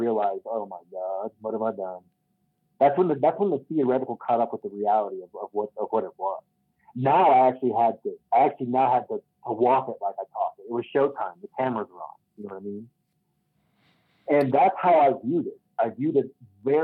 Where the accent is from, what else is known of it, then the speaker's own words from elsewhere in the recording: Kentucky, United States; now in Colorado, United States; growing up in Kentucky